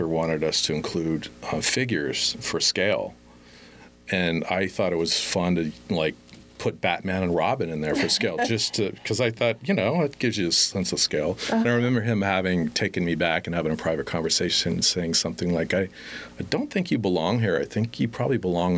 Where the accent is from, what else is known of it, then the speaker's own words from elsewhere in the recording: Las Vegas, Nevada, United States; also born or lived in Chapel Hill, North Carolina; born in Vegas